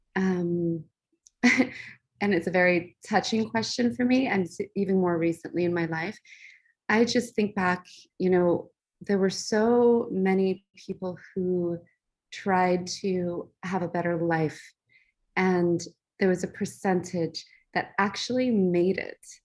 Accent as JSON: {"language": "English", "town": "Los Angeles", "region": "California", "country": "United States", "tie": "born or raised there", "also_born_or_lived": "Orange County, California", "said": "we actually um, grew up in Los Angeles"}